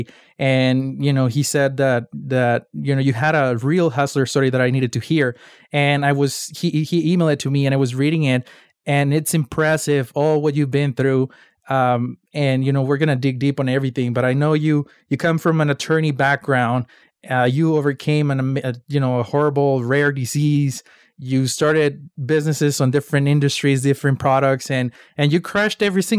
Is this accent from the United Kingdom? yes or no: no; Mexico; moved away; I'm from Mexico, and I started selling ice sticks when I was 8 years old